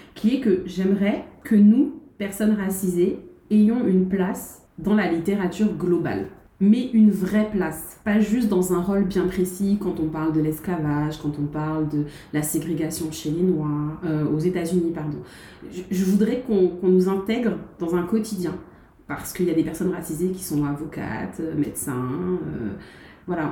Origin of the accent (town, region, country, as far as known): Guadeloupe; born or raised there